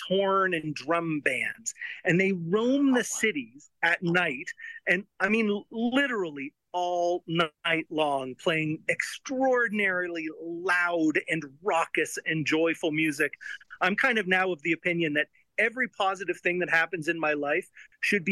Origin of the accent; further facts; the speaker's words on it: Canada; I'm a Canadian, not a Mexican.